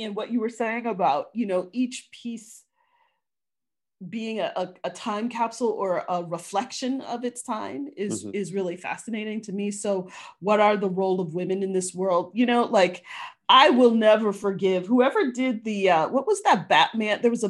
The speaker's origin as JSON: {"language": "English", "region": "Midwest", "country": "United States", "tie": "born or raised there", "said": "I grew up in the Midwest. I grew up in a baseball town."}